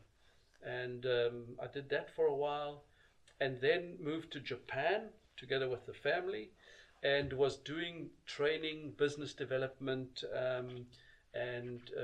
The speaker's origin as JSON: {"language": "English", "country": "South Africa", "tie": "born or raised there", "moved": "as an adult", "said": "I grew up in South Africa"}